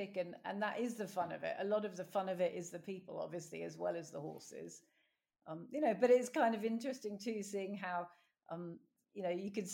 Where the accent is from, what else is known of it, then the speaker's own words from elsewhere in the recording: London, United Kingdom; moved away; I was brought up in South London